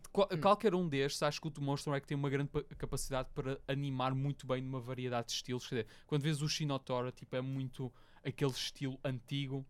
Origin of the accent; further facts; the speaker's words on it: Portugal; nós Sim. somos portugueses, tipo, literalmente vivemos no país mais pio do mundo